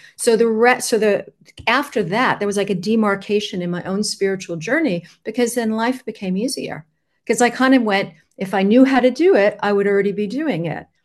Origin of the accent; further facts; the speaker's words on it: Long Island, New York, United States; now in Switzerland; I was born near the water. I was born on Long Island